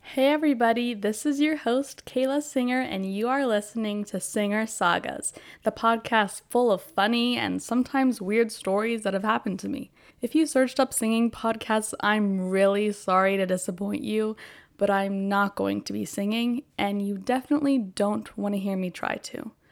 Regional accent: Oakton, Virginia, United States; I'm from Oakton, Virginia, which is about thirty minutes outside of D C, and sadly, I've lived here my whole life

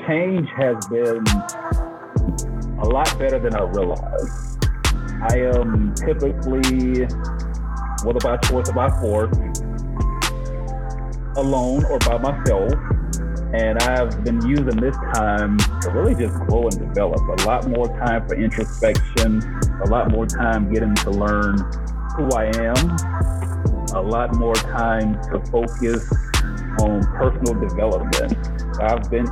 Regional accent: Macon, Georgia, United States; now in Colorado, United States; I am from Macon, Georgia, born and raised, but I now reside in Colorado

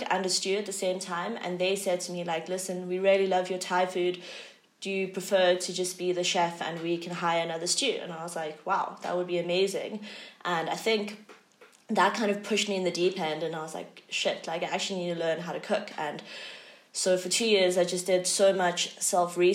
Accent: Cape Town, Western Cape, South Africa; I grew up in Cape Town

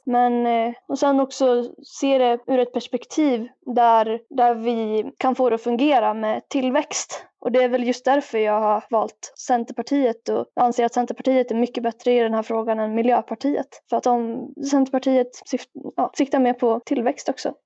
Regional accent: Rättvik, Dalarna County, Sweden; now in Falun, Sweden; jag kommer ju från Rättvik egentligen, jag bor i Falun nu

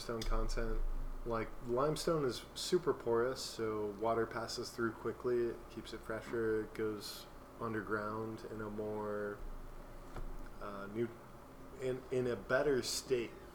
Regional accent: Florida, United States; also born or lived in Seattle, Washington / Washington, D.C.; now in Kentucky, United States; I grew up in Florida

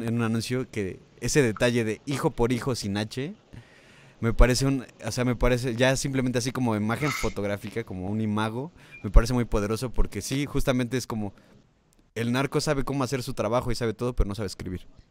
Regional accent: Mexico; como mexicano

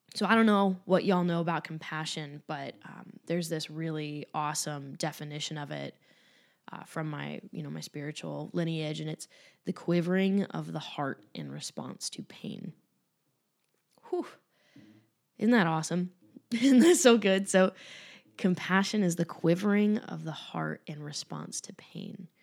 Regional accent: Cleveland, Ohio, United States; moved away; I'll be in Cleveland as well which is my hometown.

